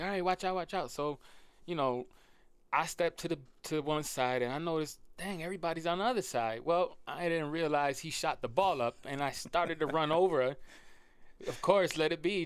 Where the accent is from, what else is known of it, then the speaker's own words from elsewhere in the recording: Rochester, New York, United States; I've born and raised in Rochester